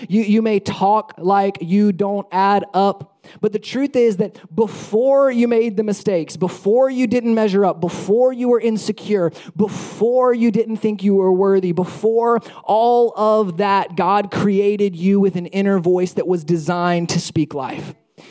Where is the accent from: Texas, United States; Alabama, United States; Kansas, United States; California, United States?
Alabama, United States; when people find out that I'm from Alabama, one of the things that they often say is, "Oh, you don't sound like you're from Alabama.